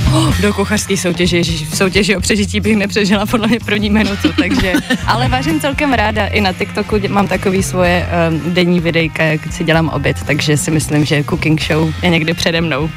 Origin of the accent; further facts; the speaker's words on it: Prague, Czechia; jsem z Prahy, jsem zpěvačka